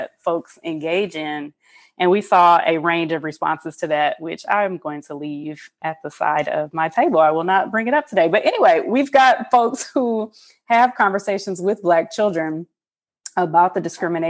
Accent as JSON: {"language": "English", "town": "Detroit", "region": "Michigan", "country": "United States", "tie": "born or raised there", "moved": "as an adult", "said": "I, as a mixed woman, biracial woman growing up in Detroit"}